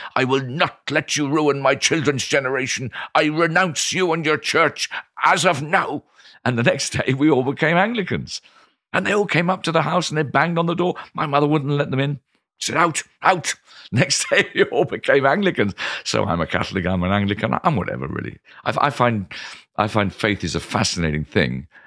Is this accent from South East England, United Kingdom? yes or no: yes; Canterbury, South East England, United Kingdom; moved away as an adult; now in London, United Kingdom; I grew up in Canterbury